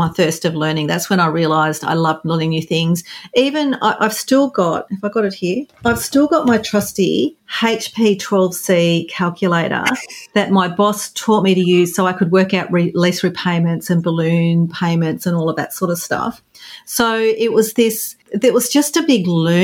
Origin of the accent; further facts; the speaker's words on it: regional New South Wales, Australia; I grew up on a farm in regional New South Wales here in Australia